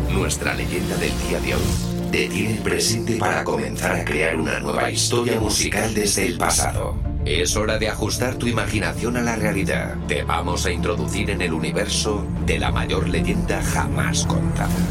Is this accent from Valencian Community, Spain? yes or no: yes; Valencia, Valencian Community, Spain; Soy … de Valencia, aquí con el camión.